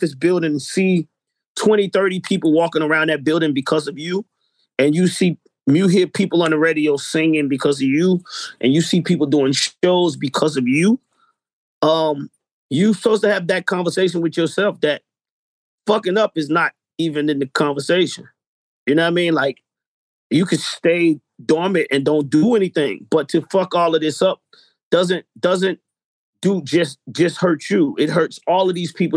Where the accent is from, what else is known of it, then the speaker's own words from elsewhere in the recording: Atlanta, Georgia, United States; we come from Atlanta